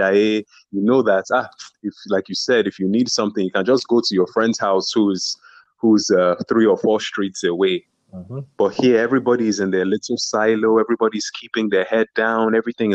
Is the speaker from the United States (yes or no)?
no; Nigeria; Being Nigerian